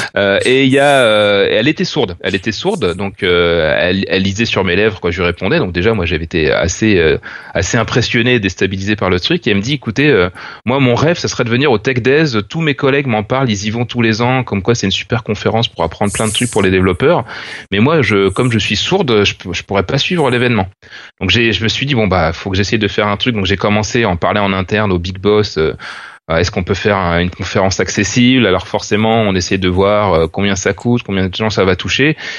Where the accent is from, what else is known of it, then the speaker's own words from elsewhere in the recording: France; en tant que Français